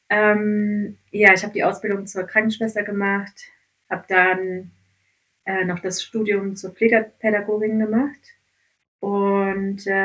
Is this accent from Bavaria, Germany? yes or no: no; Gummersbach, North Rhine-Westphalia, Germany; also born or lived in Kazakhstan; Hm, ich komme aus Gummersbach. Ich bin in Kasachstan geboren, aber dann hm. in Gummersbach aufgewachsen.